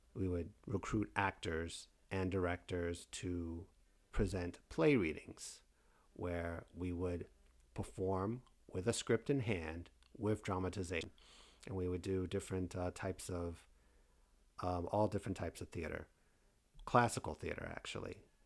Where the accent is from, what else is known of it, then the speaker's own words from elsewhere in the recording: Fort Lauderdale, Florida, United States; also born or lived in New York City, New York; came down to, uh, Fort Lauderdale, Florida, which I now reside in nineteen eighty-six and have been here ever since.